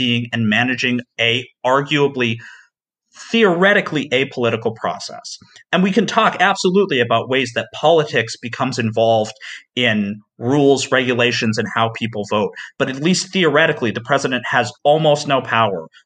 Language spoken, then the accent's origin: English; Tennessee, United States; my home state of Tennessee